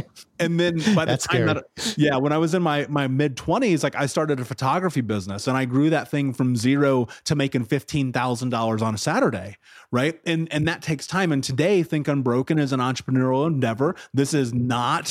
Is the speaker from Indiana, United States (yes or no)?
yes; Indianapolis, Indiana, United States; I grew up in Indianapolis. 30th and Georgetown was one of the areas I lived